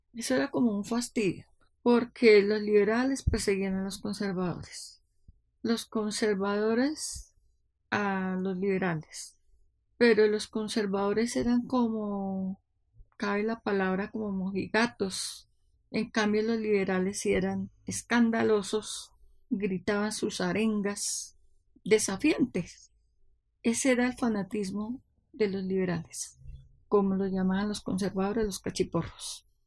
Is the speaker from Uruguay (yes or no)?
no; Villarrica, Tolima, Colombia; now in Bogotá, Colombia; Nací en Villarrica, Tolima, en el año 1949